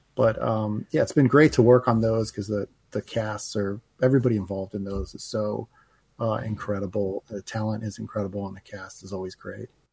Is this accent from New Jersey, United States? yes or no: yes; New Jersey, United States; moved away as an adult; now in Los Angeles, United States; when I was a teenager growing up in New Jersey